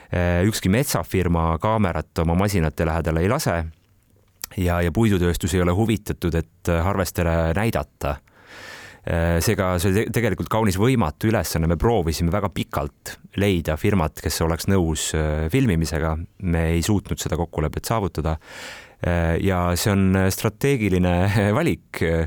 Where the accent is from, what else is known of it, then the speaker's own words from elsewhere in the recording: Kohila, Rapla County, Estonia; ma olen Kohilast kolme kilomeetri kaugusel sündinud ja kasvanud Rabivere metsade vahel